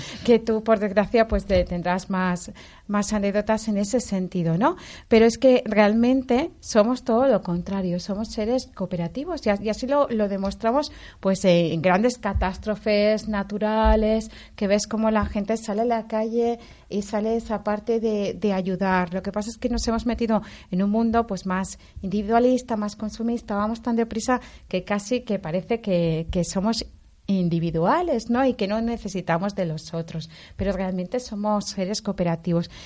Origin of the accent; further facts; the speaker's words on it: Valencia, Valencian Community, Spain; los dos somos de Valencia